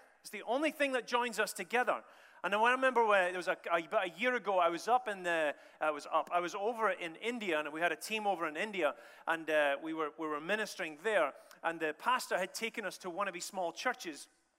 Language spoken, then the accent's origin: English; Scotland, United Kingdom; also born or lived in United States; And I'm from Scotland in a roundabout way through America.